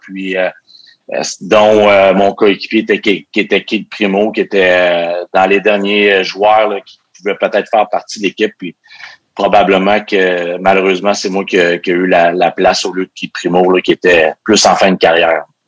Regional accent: Quebec City, Quebec, Canada; je venais de Québec.

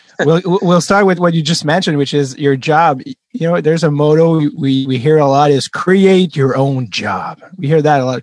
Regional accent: Montreal, Quebec, Canada; as a French Canadian kid growing up in Montreal

